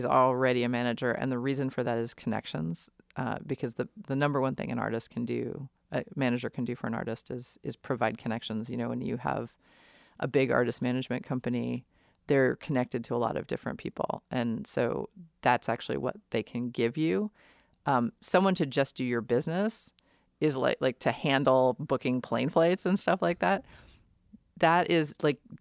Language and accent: English; New York City, New York, United States; moved away; I grew up in New York City and I played in bands in the late 90s.